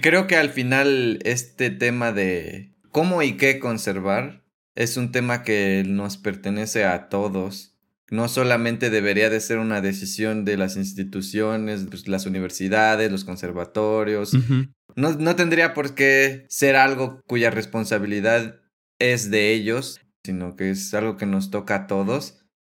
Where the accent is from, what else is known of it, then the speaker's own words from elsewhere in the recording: Mexico; a mí como mexicano